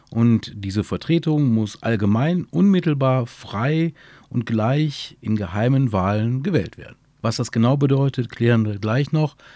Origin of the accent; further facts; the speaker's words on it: Burscheid, North Rhine-Westphalia, Germany; Mein Burscheid liebe ich, weil es meine Heimat ist weil hier genau auch meine Heimat ist